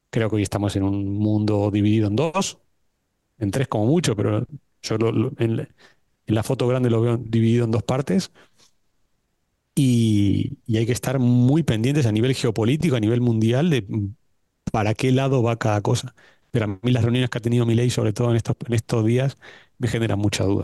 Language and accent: Spanish; Argentina; moved away; Me voy a tomar el atrevimiento como buen argentino no, de eh, empezar.